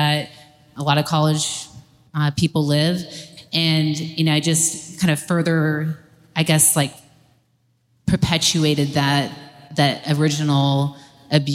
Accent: Atlanta, Georgia, United States; I grew up here in Atlanta

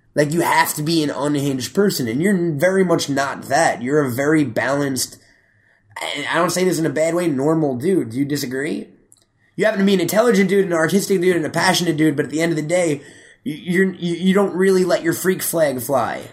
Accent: Syosset, New York, United States; I'm from Syosset

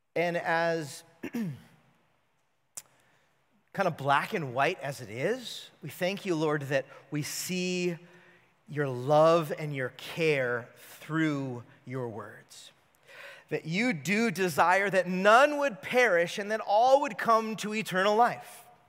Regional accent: California, United States; I grew up in California

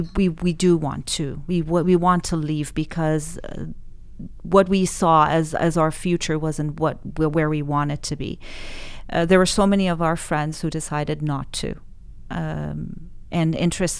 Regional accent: Iran; moved away as an adult; now in Canada; It was growing up in Iran in that environment basically determined what I studied, where I am today from a professional perspective.

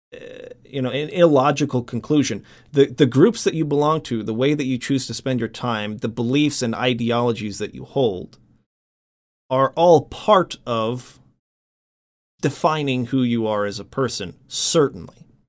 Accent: United States; first language English; English that I grew up with in America

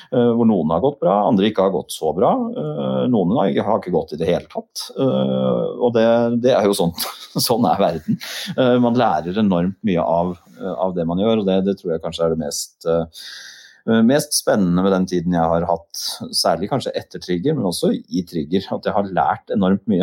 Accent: Nesodden, Akershus, Norway; also born or lived in Volda; Jeg var født og oppvokst på Nesodden.

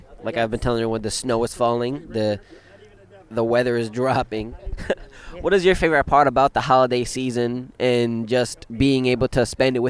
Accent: New York City, New York, United States; now in Troy, United States; I've been in Troy. I wasn't born here. I was born in Brooklyn, but I've been at Troy for maybe 15, 16 years.

